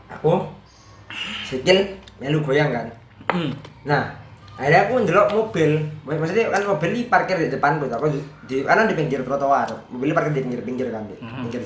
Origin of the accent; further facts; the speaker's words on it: Java, Indonesia; Oke, aku wong Jawa. Teman-temanku yang pakai bahasa Jawa halus, sama-sama orang Jawa.